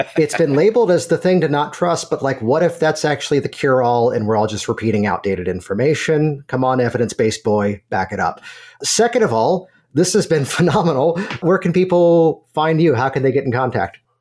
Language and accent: English; Virginia, United States; moved away; I'm originally from Virginia